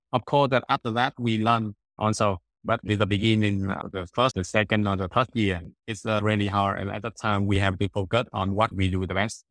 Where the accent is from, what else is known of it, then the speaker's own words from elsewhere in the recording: Da Nang, Vietnam; I'm from Danang, Vietnam